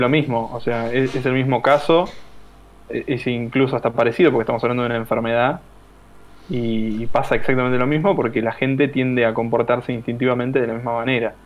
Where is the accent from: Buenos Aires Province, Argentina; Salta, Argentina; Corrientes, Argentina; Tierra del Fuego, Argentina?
Tierra del Fuego, Argentina; also born or lived in Buenos Aires conurbano; now in Buenos Aires, Argentina; me estoy por mudar a, una provincia que es eh, Tierra del Fuego. Uh, que en realidad es donde yo nací, yo nací ahí, me crié ahí y después me vine para acá, para Buenos Aires.